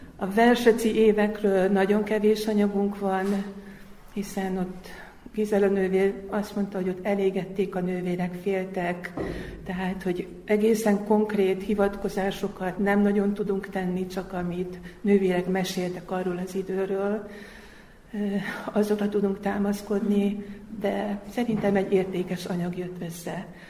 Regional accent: Hungary; moved away as an adult; now in Zrenjanin, Serbia; magyarországi magyar vagyok, és én nyolc évvel ezelőtt kerültem ide. Egy idegen országba

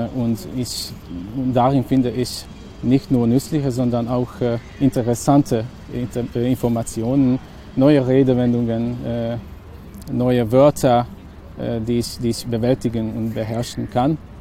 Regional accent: village near Subotica, Vojvodina, Serbia; German is a second language; moved away as an adult; now in Hungary; ich bin in Bochum aufgewachsen, also in einem Dorf, das in der Nähe von Subotica liegt.

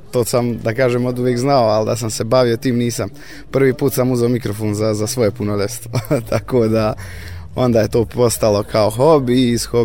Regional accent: Bratunac, Republika Srpska, Bosnia & Herzegovina; dolazim iz Bratunca, imam 23 godine

